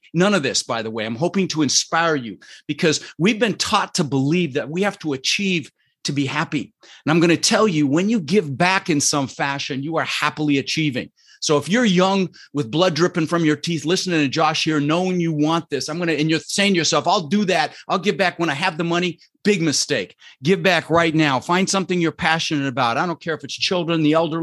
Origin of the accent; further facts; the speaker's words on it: Denver, Colorado, United States; moved away as an adult; also born or lived in Netherlands; now in Sarasota, United States; I grew up in Denver